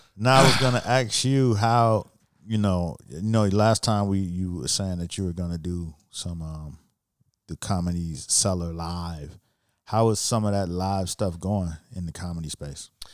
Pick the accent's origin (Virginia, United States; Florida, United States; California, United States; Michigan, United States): Florida, United States; Miami Gardens; I'm from Miami and the neighborhood where I grew up, which, you know, it's called Miami Gardens now